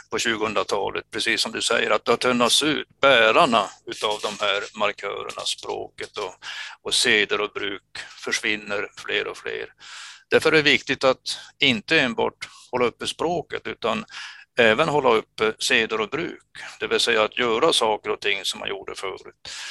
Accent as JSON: {"language": "Swedish", "town": "Kiruna", "region": "Norrbotten County", "country": "Sweden", "tie": "born or raised there", "moved": "as an adult", "lives_now": "Luleå, Sweden", "said": "jag är uppväxt i Finsoppor"}